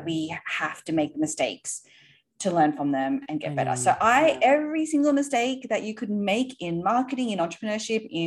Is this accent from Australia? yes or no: yes; Sydney, New South Wales, Australia; moved away as an adult; now in New York, United States; You might be able to tell from my accent, are actually from Australia originally. Yes. Grew up in Sydney. We live in New York now.